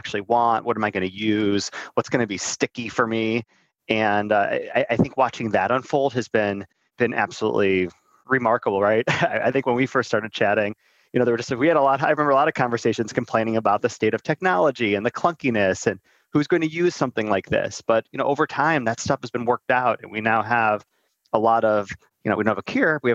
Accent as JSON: {"language": "English", "region": "Northeast Ohio", "country": "United States", "said": "I'm from Northeast Ohio"}